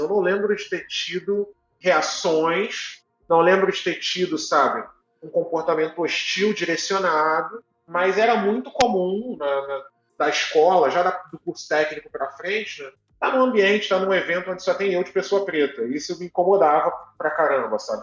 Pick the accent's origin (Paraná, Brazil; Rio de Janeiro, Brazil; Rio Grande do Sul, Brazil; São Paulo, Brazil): Rio de Janeiro, Brazil; Duque de Caxias; eu nasci em Duque de Caxias, no Rio de Janeiro, então Legal. da Baixada Fluminense